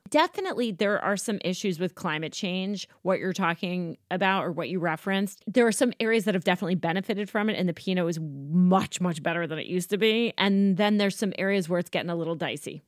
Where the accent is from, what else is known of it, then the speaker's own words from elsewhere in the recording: United States; I am an American